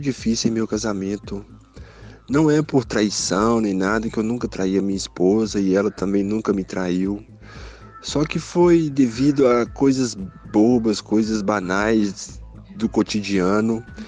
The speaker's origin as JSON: {"language": "Portuguese", "town": "Contagem", "region": "Minas Gerais", "country": "Brazil", "said": "sou de Contagem, Minas Gerais"}